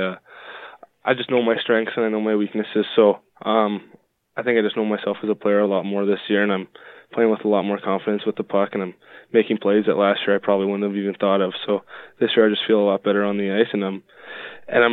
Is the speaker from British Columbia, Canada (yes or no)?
yes; Richmond, British Columbia, Canada; I'm from Richmond, BC, just outside of Vancouver